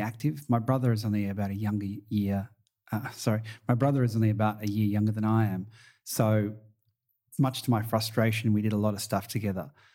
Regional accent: Wangaratta, Victoria, Australia; also born or lived in Werribee, Victoria; I was originally from Northeast Victoria, a town called Wangaratta. And then as a teenager, I moved to a bigger part of my family in Werribee, just out of Melbourne

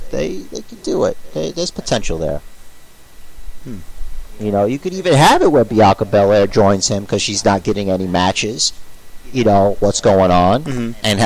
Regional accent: New York City, New York, United States; I grew up in Coney Island.

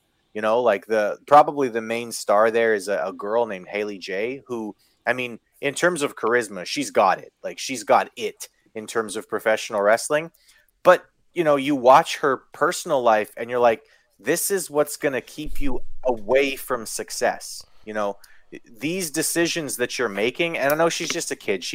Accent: Kenora, Ontario, Canada; where I grew up in Kenora

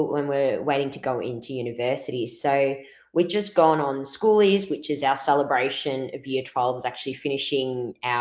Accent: Melbourne, Victoria, Australia; accent: Victorian; I'm from Melbourne, Australia

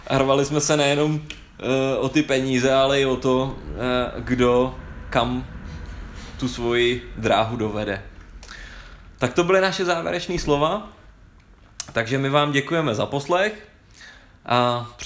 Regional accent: Prague, Czechia; Já jsem si se rodilý Pražák, ale já jsem za každou cenu chtěl spojit to Brno s tou Vídní.

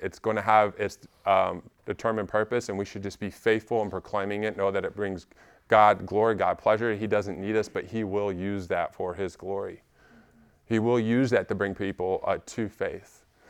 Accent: Alabama, United States; also born or lived in Washington State; we moved to Alabama from Washington State when I was nine

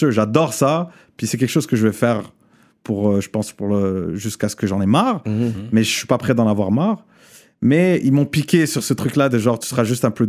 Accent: Morocco; Euh, parce que j'ai grandi au Maroc, parce

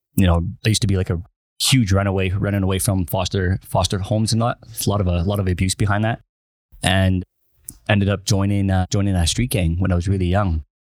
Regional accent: Winnipeg, Manitoba, Canada; I'm originally from Winnipeg, Manitoba

